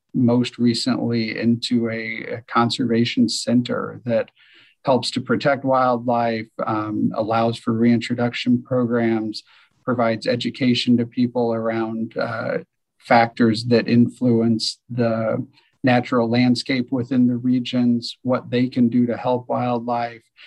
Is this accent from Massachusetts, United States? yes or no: no; Decatur, Illinois, United States; I'm from Decatur, Illinois, Central Illinois, um, and there's a small zoo in my hometown, Scoville Zoo